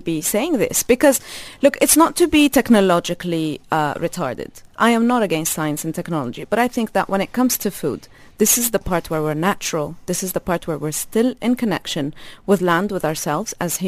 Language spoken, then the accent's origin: English; Jordan; now in UAE; I'm Palestinian. I grew up in Jordan